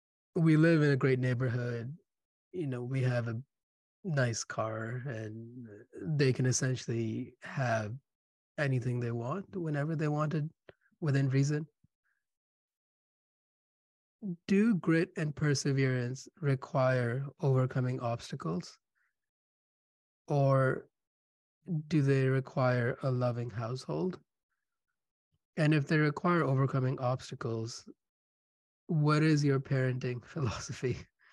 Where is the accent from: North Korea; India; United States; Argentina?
India; moved away; I grew up in India. We were not rich.